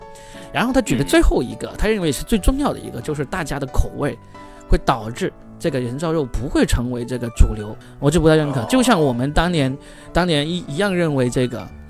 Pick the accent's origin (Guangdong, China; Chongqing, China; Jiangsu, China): Guangdong, China; 我从小我是在那个呃农村长大的，我从小吃的肯绝对就是走地鸡。所以呢，我们广东这边，特别是这种小城镇、小农村出来的人呢